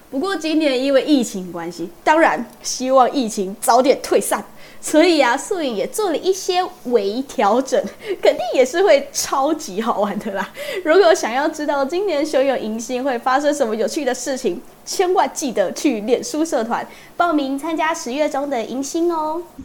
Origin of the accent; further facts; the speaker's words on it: Kaohsiung, Taiwan; moved away as an adult; now in Taipei, Taiwan; 我又是第一次离开家里北漂，因为我是高雄人嘛